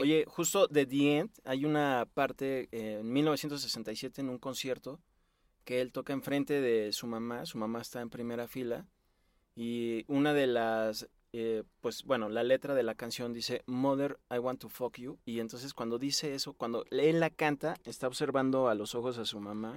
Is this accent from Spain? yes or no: no; Mexico; nuestro país, a México